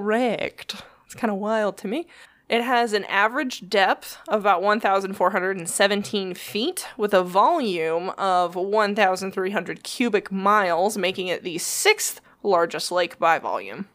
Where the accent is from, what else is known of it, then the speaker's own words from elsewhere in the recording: United States; I'm an American